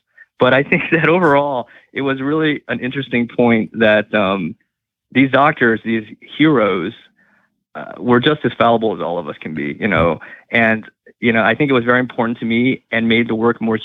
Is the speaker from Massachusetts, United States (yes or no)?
yes; Massachusetts, United States; my home state of Massachusetts